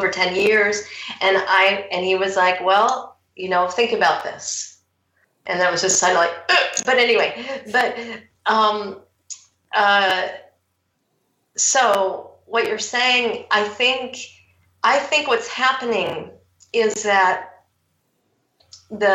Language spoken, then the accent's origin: English; United States; moved away as an adult; also born or lived in Seattle; now in Surrey, United Kingdom; I'm American